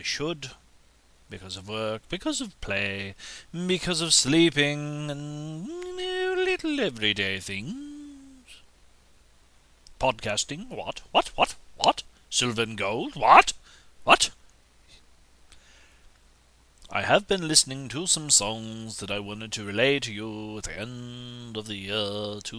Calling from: United States; I'm calling from America today.

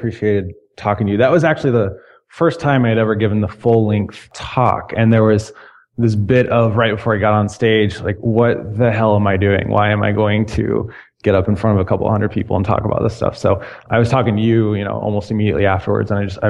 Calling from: Chicago, Illinois, United States; I'm calling from Chicago.

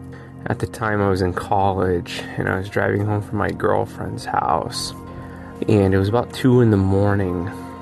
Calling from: Erie, Pennsylvania, United States; I'm calling from Erie, Pennsylvania

